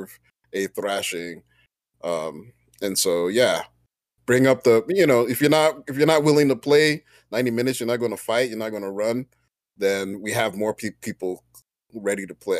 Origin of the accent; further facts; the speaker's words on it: Nigeria; with all my Nigerian pride